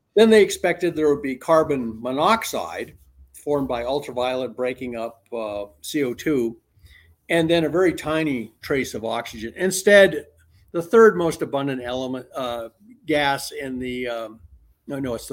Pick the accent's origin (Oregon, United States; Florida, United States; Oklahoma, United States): Oregon, United States; I grew up in Oregon